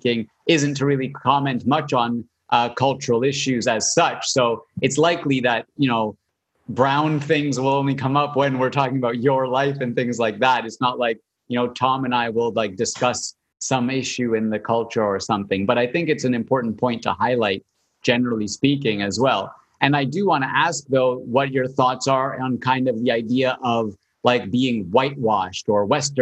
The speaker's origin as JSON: {"language": "English", "country": "Canada", "said": "I'm Canadian"}